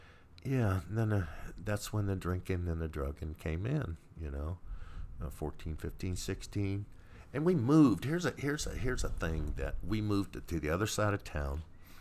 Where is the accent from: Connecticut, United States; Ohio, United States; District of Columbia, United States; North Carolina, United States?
District of Columbia, United States; Washington; also born or lived in Baltimore, Maryland; I was born in Baltimore, Maryland. {S0} Okay. {S1} I was raised in the Washington D.C. area, that was our home base, Chesapeake Bay area